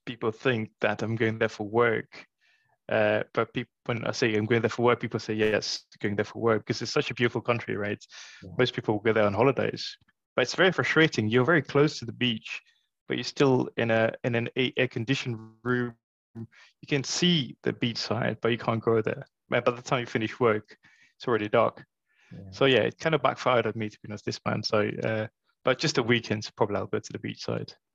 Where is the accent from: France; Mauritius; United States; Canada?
Mauritius; moved away as an adult; now in London, United Kingdom; I grew up in Mauritius, uh, so my first couple of jobs were in Mauritius